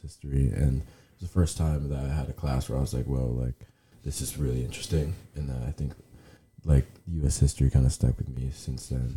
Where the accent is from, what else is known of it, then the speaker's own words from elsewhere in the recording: Toronto, Ontario, Canada; moved away; also born or lived in Lynchburg, Virginia; Originally from Toronto, Canada